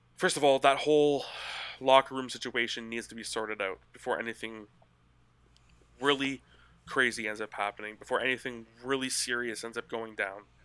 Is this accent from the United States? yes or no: no; Canada; I'm Canadian